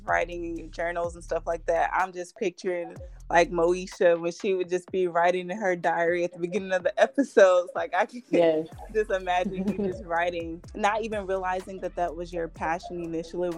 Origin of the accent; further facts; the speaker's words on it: Columbus, Georgia, United States; moved away as an adult; also born or lived in Valdosta, Georgia; now in Atlanta, United States; I was born and raised in Columbus, Georgia, which is a small town